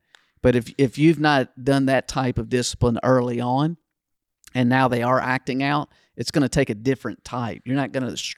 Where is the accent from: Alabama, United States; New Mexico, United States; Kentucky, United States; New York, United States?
Kentucky, United States; Yeah, I think I was in fifth grade or sixth grade where I grew up in Kentucky, it stopped because I think I got it in fourth grade, the paddle.